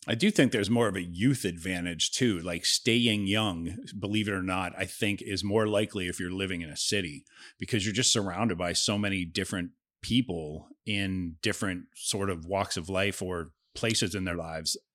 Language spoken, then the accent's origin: English; Ohio, United States; also born or lived in California; now in Florida, United States; I'm from Ohio. It's literally across the border from Cincinnati.